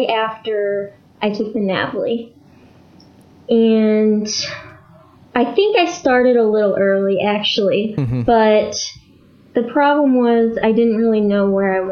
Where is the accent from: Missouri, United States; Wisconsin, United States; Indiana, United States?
Missouri, United States; St. Louis; we're both from the St. Louis area